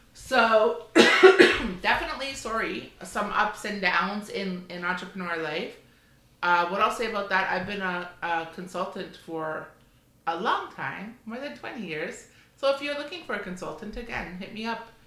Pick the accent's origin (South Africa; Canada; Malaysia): Canada; We're the Canadian mother son